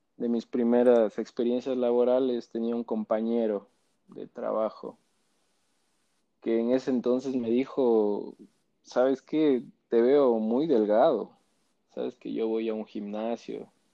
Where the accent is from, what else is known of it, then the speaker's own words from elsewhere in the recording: Quito, Pichincha, Ecuador; Nací en Quito, vivo en Quito.